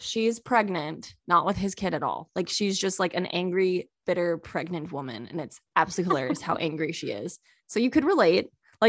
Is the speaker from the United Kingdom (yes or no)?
no; California, United States; also born or lived in Texas; I grew up in California and Texas, so we had a lot of Jimenezes.